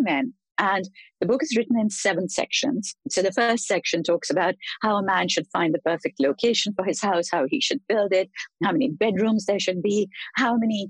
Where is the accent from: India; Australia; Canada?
India; having been born in India, grown up in India